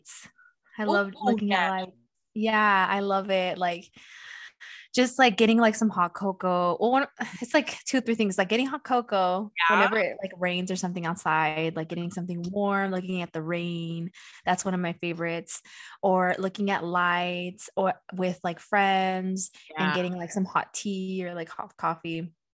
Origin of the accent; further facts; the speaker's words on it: California, United States; I'm a Californian